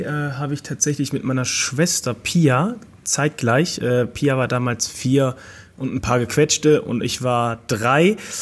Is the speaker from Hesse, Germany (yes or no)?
no; Mönchengladbach, North Rhine-Westphalia, Germany; moved away as an adult; now in Cologne, Germany; gebürtig komme ich aus Mönchengladbach. Ich bin 2013 zum Rot-Weiß gewechselt nach Köln. Lebe seitdem auch hier in Köln